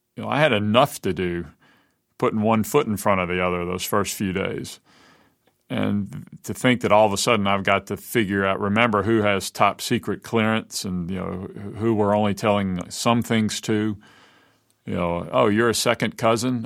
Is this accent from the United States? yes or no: yes; Mobile, Alabama, United States; Robin and I grew up together here in Mobile